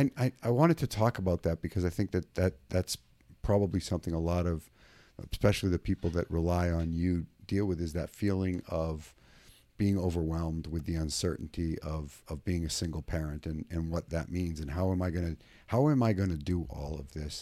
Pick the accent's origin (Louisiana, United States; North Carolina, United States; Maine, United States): Maine, United States; now in California, United States; I grew up in Maine, and I'm in California.